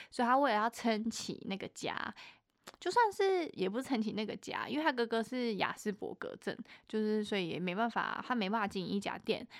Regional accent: Taichung, Taiwan; 我台中人

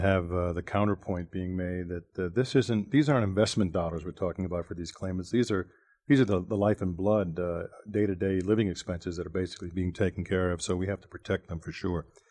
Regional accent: Boston, Massachusetts, United States; I'm from Boston

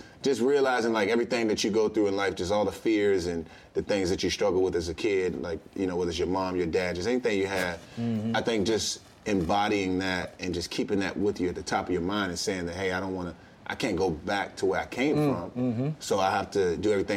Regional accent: Washington, United States; born or raised there; moved away

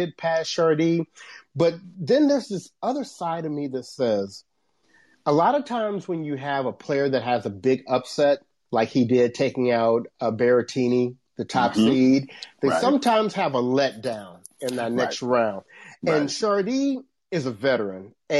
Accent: Shreveport, Louisiana, United States; Shreveport, Louisiana, you know, right. My hometown.

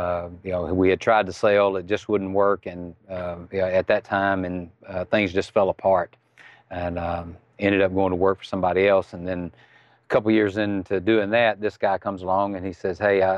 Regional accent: Mississippi, United States; accent: Southern; I'm from Mississippi.

